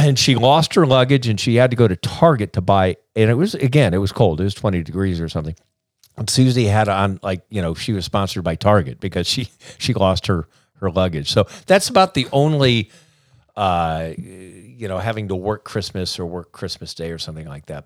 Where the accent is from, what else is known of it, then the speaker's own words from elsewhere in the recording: South Bend, Indiana, United States; moved away; growing up in South Bend, Indiana, with a very normal nuclear family